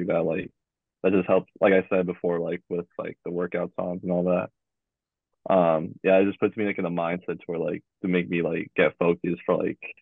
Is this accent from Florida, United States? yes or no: no; Oxnard, California, United States; where I'm from, even Jordan to, like, Oxnard area